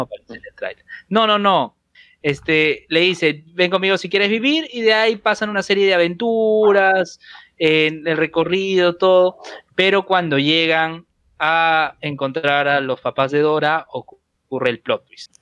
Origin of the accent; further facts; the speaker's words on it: Peru; somos peruanos